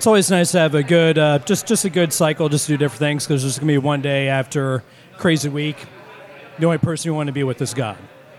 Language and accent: English; Olney, Maryland, United States; also born or lived in Baltimore, Maryland / Buffalo, New York; Born in Baltimore, raised in Olney, lived there before seminary, aside from a 4-year stint in Buffalo, City of Good Neighbors.